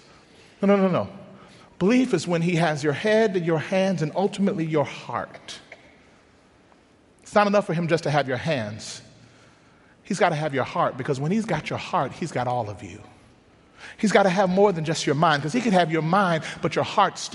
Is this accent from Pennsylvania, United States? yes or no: no; Mississippi, United States; moved away; Growing up in Mississippi, my grandfather was a pastor.